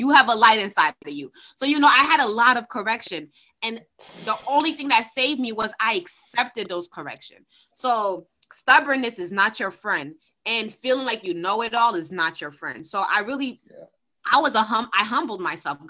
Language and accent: English; Haiti; I'm from Haiti